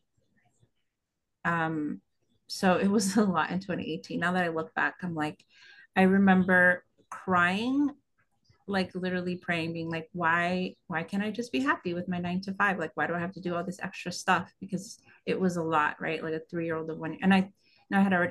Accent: West Coast, United States; moved away as an adult; now in New York, United States; I grew up on the West Coast.

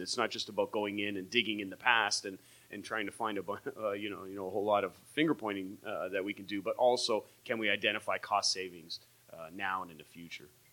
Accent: Windsor, Ontario, Canada; I grew up on Windermere down in that area

